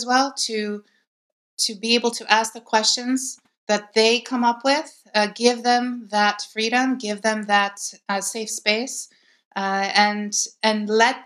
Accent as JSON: {"language": "English", "town": "Baltimore", "region": "Maryland", "country": "United States", "tie": "born or raised there", "moved": "as an adult", "lives_now": "Athens, Greece", "said": "I am originally from Baltimore, Maryland. That's where I grew up, and I was born and raised there"}